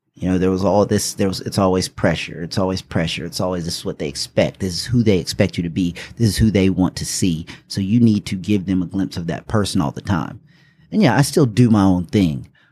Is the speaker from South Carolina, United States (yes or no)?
yes; Taylors, South Carolina, United States; also born or lived in Indianapolis, Indiana / West Point, New York / Germany; I was born in Indianapolis, Indiana. We moved here when I was around six. Um, r, was raised here, so I guess you could say I'm really from Greenville, South Carolina, actually from Taylor's.